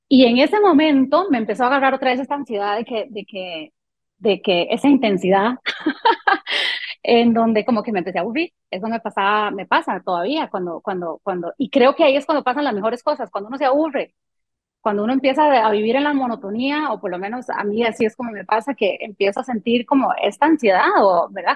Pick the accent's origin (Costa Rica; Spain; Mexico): Costa Rica; first language French; Spanish is a second language; also born or lived in Canada / Colombia; yo llegué a Costa Rica cuando tenía tres años, no hablaba español solo hablaba francés. Y em, mi padre muere cuando yo tengo 13 años y este, entonces me, crió mi, mamá aquí en Costa Rica